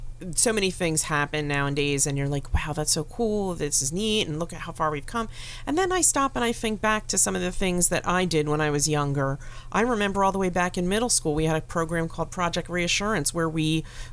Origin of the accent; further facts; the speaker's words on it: Willingboro, New Jersey, United States; I grew up in Wellingboro, and that was way back.